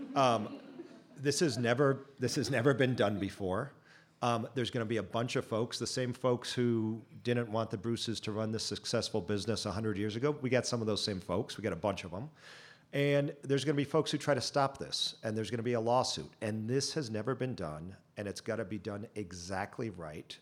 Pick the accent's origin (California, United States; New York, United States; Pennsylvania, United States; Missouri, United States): California, United States; Chino; I grew up in Chino, about an hour, uh, southeast of here